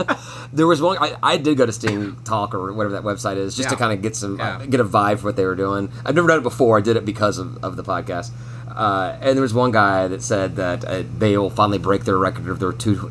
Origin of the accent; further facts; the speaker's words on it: Alpharetta, Georgia, United States; I grew up in Alpharetta, so I've got a 770.